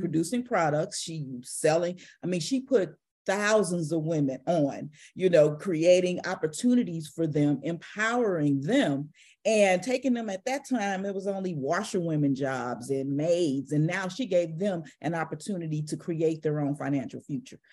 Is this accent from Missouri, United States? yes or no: yes; St. Louis, Missouri, United States; I'm from Saint Louis, Missouri. And I grew up down the street from what's called Echo Children's Home.